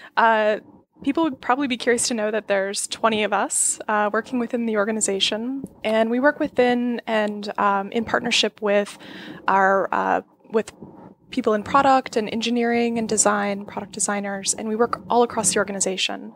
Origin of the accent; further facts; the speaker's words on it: Florida, United States; I grew up in Florida, which is a totally strange place to grow up